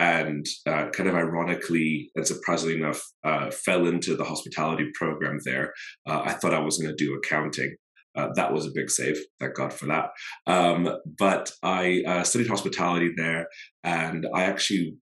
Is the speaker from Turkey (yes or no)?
no; Botswana; now in New York City, United States; I am from Botswana in the States, but based here in New York City.